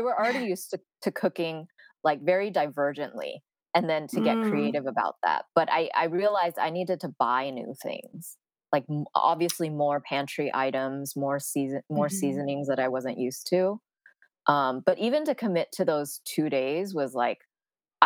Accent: San Francisco, California, United States; I am born and raised in San Francisco, so very, you know, the Bay Area is my home

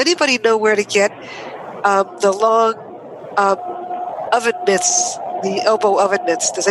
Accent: New York, United States; now in Olympia, United States; I lived, grew up in New York, even though I live in Olympia right now. But uh, I grew up in New York

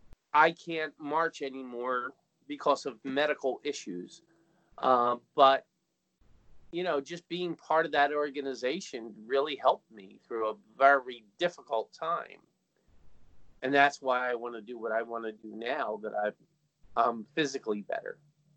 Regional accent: New Jersey, United States; now in Philadelphia, United States; I came from New Jersey, and the reason I'm here in Philadelphia

